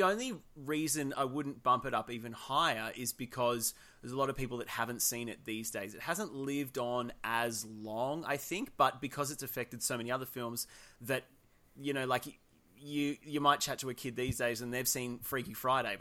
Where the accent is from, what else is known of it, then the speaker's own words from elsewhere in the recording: Australia; we're Australian